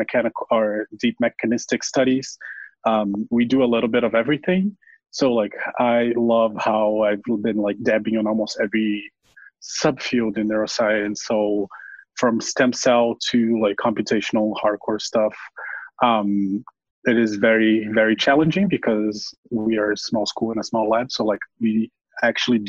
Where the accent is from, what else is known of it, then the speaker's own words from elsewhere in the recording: Brazil; moved away as an adult; now in Milwaukee, United States; I'm originally from Brazil, but I am now here in Colco, Wisconsin, in Milwaukee, doing my PhD at the Medical College of Wisconsin